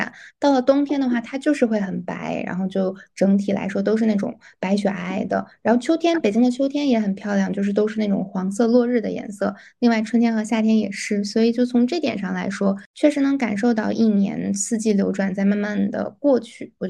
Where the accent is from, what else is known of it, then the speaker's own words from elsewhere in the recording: North China, China; 我之前在呃南方过过一次冬，那个感觉可能确实是我作为北方人没有办法忍耐的，